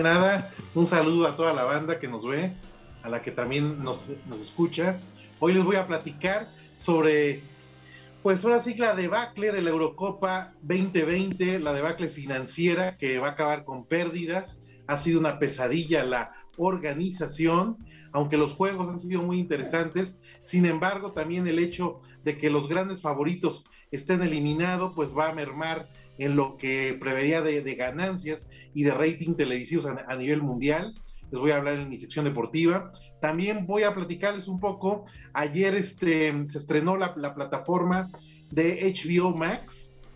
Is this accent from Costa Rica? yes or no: no; Mexico; Yo soy white mexicana